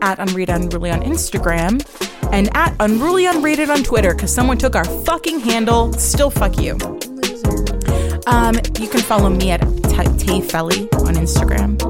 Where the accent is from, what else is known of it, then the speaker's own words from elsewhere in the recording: New York, United States; Growing up in New York